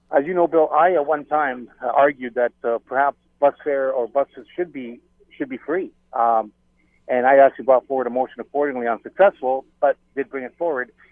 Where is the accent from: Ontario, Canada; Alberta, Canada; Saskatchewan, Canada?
Ontario, Canada; Hamilton; having been born and raised in Hamilton